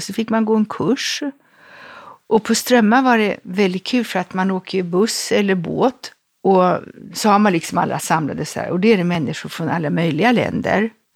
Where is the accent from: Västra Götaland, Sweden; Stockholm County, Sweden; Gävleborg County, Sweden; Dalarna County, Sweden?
Stockholm County, Sweden; Stockholm; moved away as an adult; also born or lived in Rome, Italy; jag är född i en väldigt stor familj på Storässingen